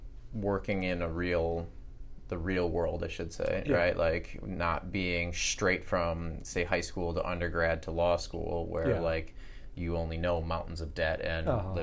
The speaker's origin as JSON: {"language": "English", "region": "Midwest", "country": "United States", "said": "I mean, I'm from the Midwest."}